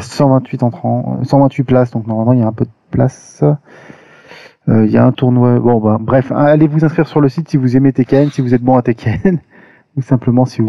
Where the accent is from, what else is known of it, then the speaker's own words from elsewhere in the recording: Paris, Île-de-France, France; je suis parisien